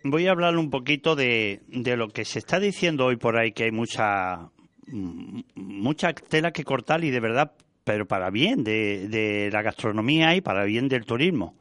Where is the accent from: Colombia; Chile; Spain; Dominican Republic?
Spain; Valladolid, Castile and León; now in Andalusia, Spain; yo soy del norte, yo soy de Valladolid, nacido allí